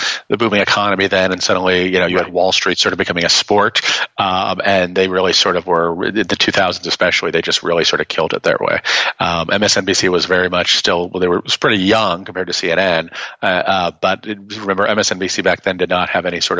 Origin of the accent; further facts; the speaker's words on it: Las Vegas, Nevada, United States; I grew up in Las Vegas